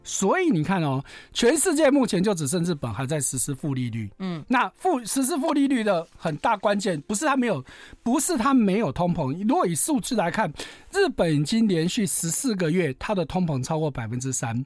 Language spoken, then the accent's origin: Chinese; Taiwan; 我们台湾人非常喜欢买日本货嘛